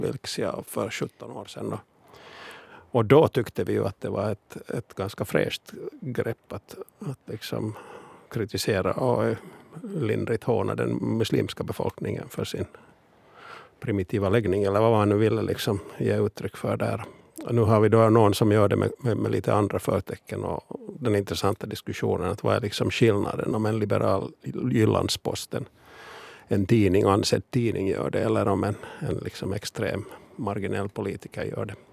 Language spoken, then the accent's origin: Swedish; Finland; vi finlandssvenskar